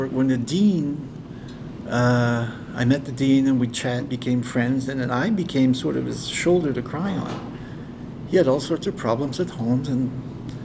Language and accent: English; Moncton, New Brunswick, Canada; now in Kedgwick, Canada; When I was a kid, I was raised in Moncton.